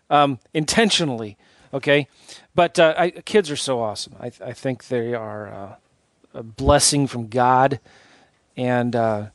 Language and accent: English; San Diego, California, United States; I grew up in San Diego, and I remember going to Temecula